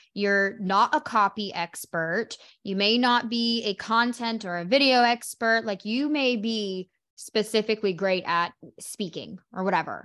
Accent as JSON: {"language": "English", "region": "Oklahoma", "country": "United States", "also_born_or_lived": "Carolinas", "moved": "yes", "said": "I'm from Oklahoma"}